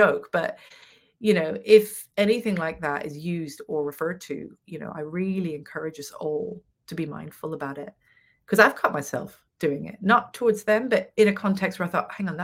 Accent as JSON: {"language": "English", "country": "Venezuela", "tie": "born or raised there", "said": "I grew up in Venezuela"}